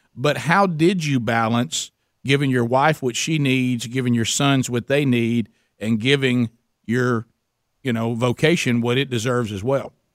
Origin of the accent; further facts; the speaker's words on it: Calhoun County, Alabama, United States; I come from Calhoun County, Alabama